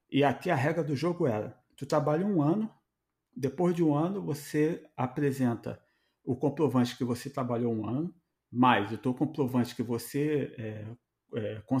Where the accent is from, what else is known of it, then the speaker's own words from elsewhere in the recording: Brazil; Irmão, a gente vem do Brasil e é um país que a gente só fala português.